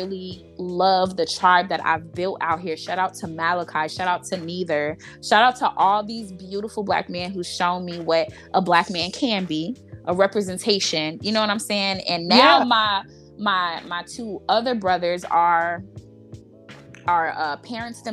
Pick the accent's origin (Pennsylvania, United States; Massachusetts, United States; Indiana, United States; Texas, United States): Indiana, United States; Gary; moved away; also born or lived in Chicago Heights, Illinois; I grew up in Gary, Indiana